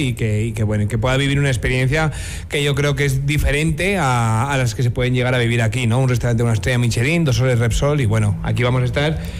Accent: Basque Country, Spain; now in La Rioja, Spain; País Vasco, que es mi tierra, ¿no? En España

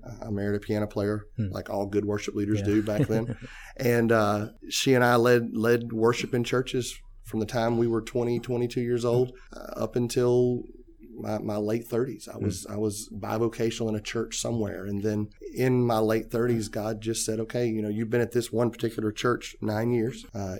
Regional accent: Loranger, Louisiana, United States; also born or lived in Ponchatoula; So we are all from South Louisiana. I grew up in a little town called Laranger, Louisiana, one of those towns where, you know, there's a flashing light, but there's no stoplight or, you know, no traffic lights.

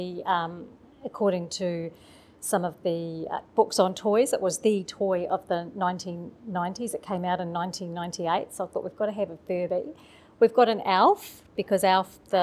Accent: Manawatū-Whanganui, New Zealand; We're from the Manawatu

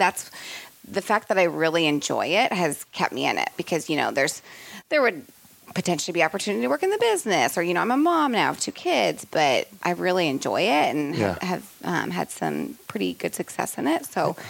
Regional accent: Kansas City, United States; moved away; also born or lived in Milwaukee / Chicago; I'm from Kansas City.

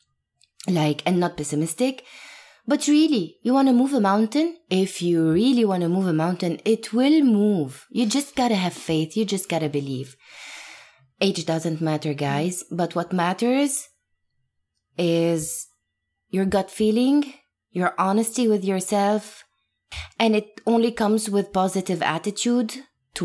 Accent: Beirut, Beirut Governorate, Lebanon; moved away as an adult; now in New York, United States; So I was born and raised in Lebanon, in Beirut specifically.

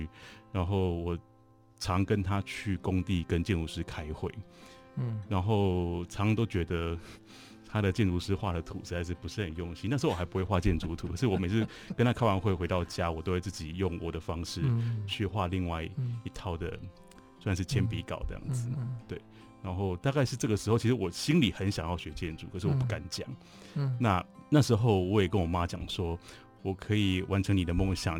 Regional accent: Changhua County, Taiwan; 大家好，我是彰化人。其实从小就是很喜欢画画，不过因为算是 比较会念书的小孩，然后后来又念私立中学。

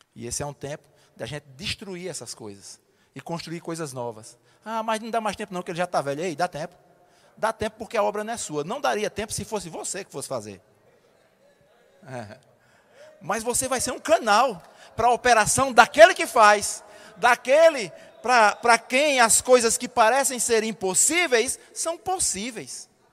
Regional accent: Alagoa Grande, Paraíba, Brazil; lá em Alagoa Grande, na minha terra

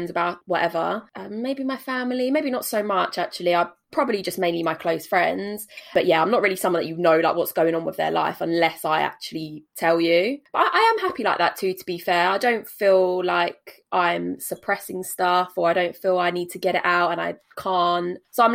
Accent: Essex, East of England, United Kingdom; also born or lived in Canterbury; I've lived in Essex basically forever.

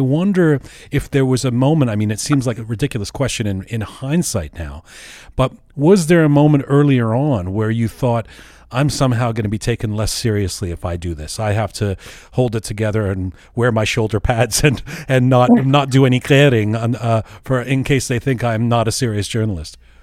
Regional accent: Canada; where are you from? And I'll say, Canada

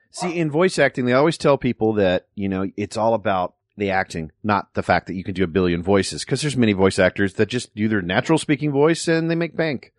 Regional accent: Dallas, Texas, United States; moved away as an adult; also born or lived in Lake Charles, Louisiana; now in Los Angeles, United States; my folks moved to Dallas. I'm basically a Texan

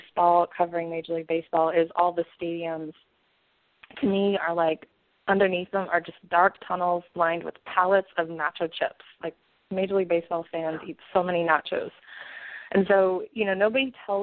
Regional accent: St. Louis, Missouri, United States; I'm from St. Louis

